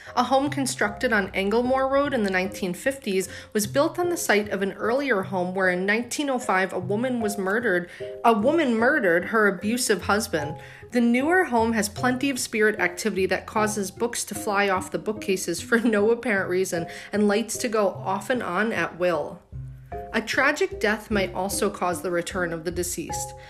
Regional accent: Clifton Park, New York, United States; my hometown a little bit Clifton Park

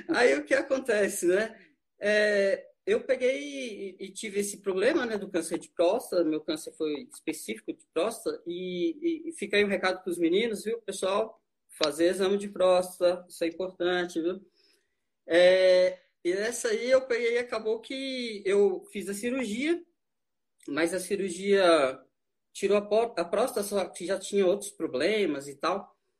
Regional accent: São Paulo, Brazil; moved away as an adult; now in Brasília, Brazil; eu vim de São Paulo, tô em casa

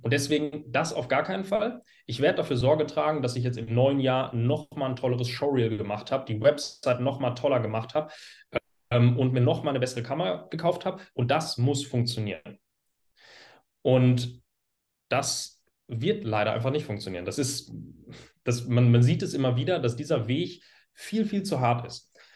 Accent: Hagen, North Rhine-Westphalia, Germany; ich komme aus Hagen

